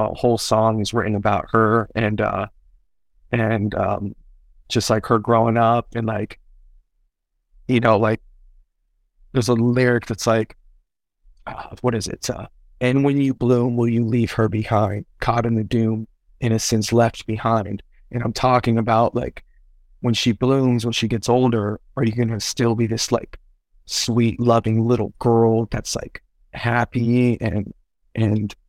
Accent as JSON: {"language": "English", "town": "Castro Valley", "region": "California", "country": "United States", "tie": "born or raised there", "also_born_or_lived": "Berkeley, California / Oakland, California", "said": "I grew up most of my life in a town next to Berkeley, a little city called Castro Valley. That's where I grew up."}